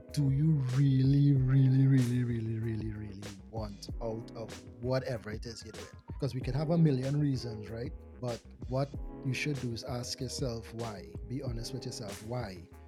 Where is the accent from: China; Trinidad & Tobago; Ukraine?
Trinidad & Tobago; I am Trinidadian. Um, I do hail from Trinidad and Tobago, but just to make the distinction, I was born in Trinidad